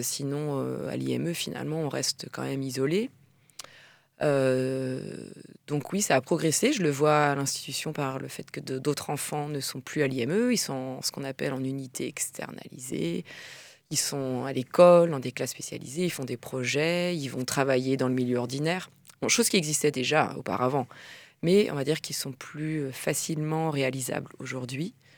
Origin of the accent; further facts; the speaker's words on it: France; en tant que Française à l'étranger